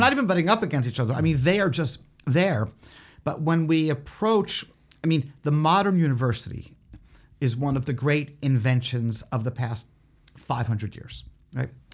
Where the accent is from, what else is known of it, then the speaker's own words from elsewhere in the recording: Philadelphia, Pennsylvania, United States; that's also my hometown